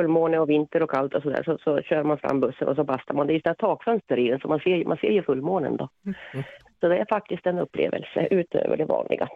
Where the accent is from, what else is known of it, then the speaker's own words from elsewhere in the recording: Finland; now in Sweden; jag är från Finland